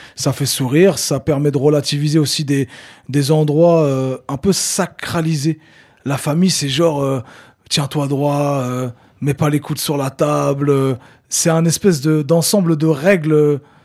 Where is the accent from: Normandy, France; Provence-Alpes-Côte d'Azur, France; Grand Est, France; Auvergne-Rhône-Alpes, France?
Normandy, France; Le Havre; moved away as an adult; also born or lived in Caucriauville, Le Havre; je suis originaire du Mont-Gaillard